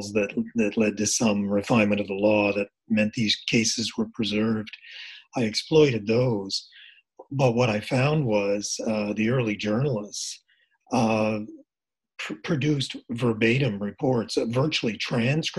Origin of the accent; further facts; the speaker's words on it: Nova Scotia, Canada; I'm from Nova Scotia.